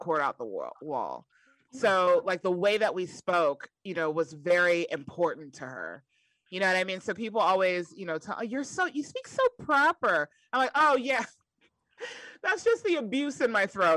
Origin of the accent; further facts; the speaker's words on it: New York, United States; I was growing up in New York